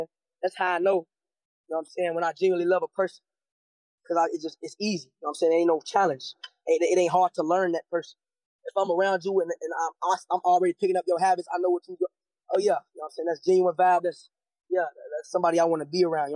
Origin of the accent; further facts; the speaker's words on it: Cincinnati, Ohio, United States; I'm from Cincinnati, Ohio